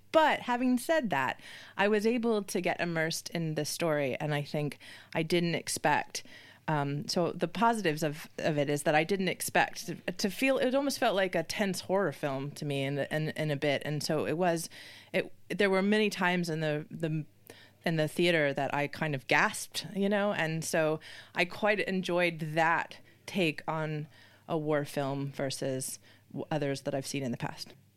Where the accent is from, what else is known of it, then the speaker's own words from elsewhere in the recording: United States; being an American